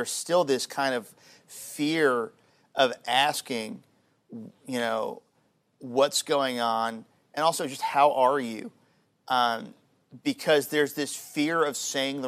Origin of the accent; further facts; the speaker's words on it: United States; One, I'm a Christian, and two, I am an American